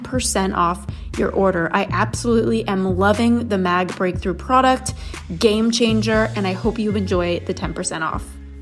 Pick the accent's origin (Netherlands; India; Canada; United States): United States; Los Angeles, California; kind of growing up in Los Angeles and influencer land with so many people who are focused on wellness